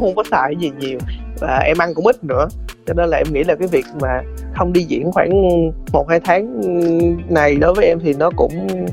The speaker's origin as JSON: {"language": "Vietnamese", "region": "Sóc Trăng", "country": "Vietnam", "tie": "born or raised there", "moved": "yes", "said": "em ở sóc trăng"}